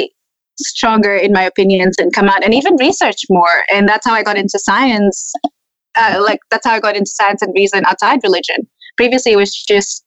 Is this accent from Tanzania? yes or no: yes; Tanzania; accent: hybrid; moved away as an adult; now in Australia; I grew up with racism in Tanzania as well.